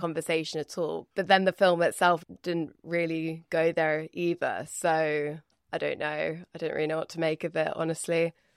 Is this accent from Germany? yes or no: no; United Kingdom; as a Brit